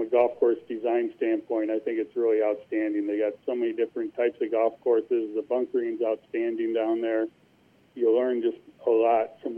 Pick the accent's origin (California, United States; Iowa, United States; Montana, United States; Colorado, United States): Iowa, United States; Cedar Rapids; also born or lived in Marion, Iowa; my hometown in Cedar Rapids